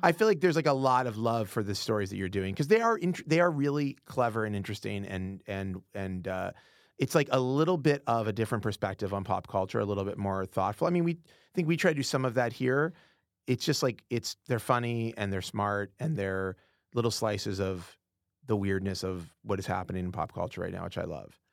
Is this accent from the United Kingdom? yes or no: yes; United Kingdom; we're both British